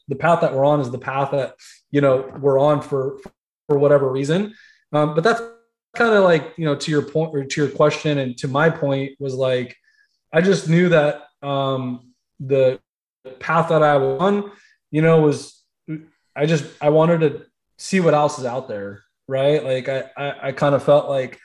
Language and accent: English; Central Valley, California, United States; moved away as an adult; now in South Florida, United States; growing up most of my life in Central Valley, and then moving to South Florida